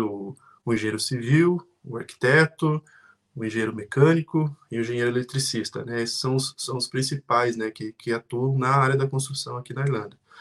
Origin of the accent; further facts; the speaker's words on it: Curitiba region, Paraná, Brazil; moved away as an adult; now in Ireland; vim lá da região de Curitiba, do Brasil, vim como estudante